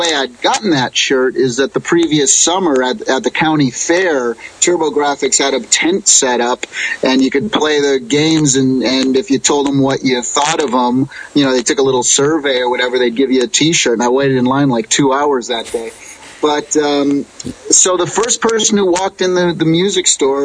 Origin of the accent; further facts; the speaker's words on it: Springfield, Massachusetts, United States; moved away as an adult; now in California, United States; I grew up on the East Coast in Springfield, Massachusetts